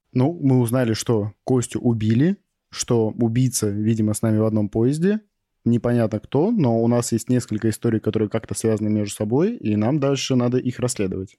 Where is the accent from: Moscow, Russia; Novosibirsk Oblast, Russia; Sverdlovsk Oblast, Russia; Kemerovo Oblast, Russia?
Novosibirsk Oblast, Russia; Novosibirsk; в Новосибирске, потому что мой родной город